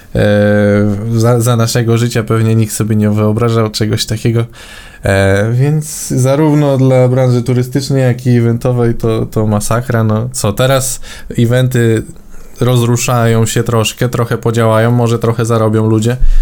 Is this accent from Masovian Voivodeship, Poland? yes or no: yes; Warsaw, Masovian Voivodeship, Poland; u nas w Warszawie